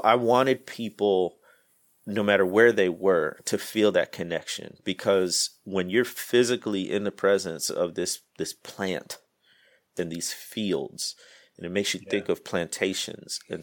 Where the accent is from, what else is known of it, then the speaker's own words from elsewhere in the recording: Midwest, United States; moved away as an adult; also born or lived in Mississippi Delta; now in Mississippi, United States; I grew up in the Midwest, moved down south, man, 13 years ago now.